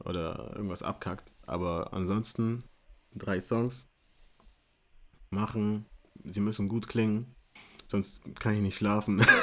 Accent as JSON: {"language": "German", "town": "Munich", "region": "Bavaria", "country": "Germany", "said": "Ich bin aus München. Ähm, Deutschland geboren, amerikanische Wurzeln"}